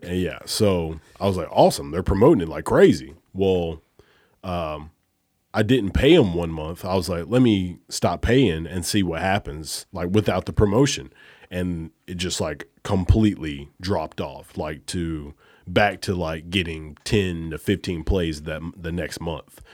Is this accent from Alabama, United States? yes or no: yes; Alabama, United States; moved away; I'm from Alabama